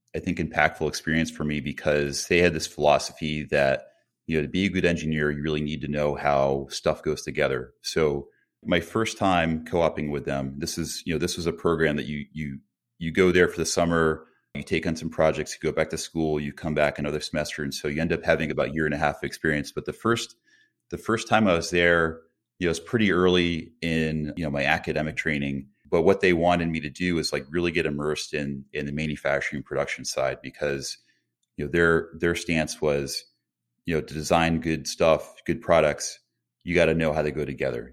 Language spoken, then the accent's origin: English; Colchester, Connecticut, United States; I grew up in a small town in Connecticut called Colchester.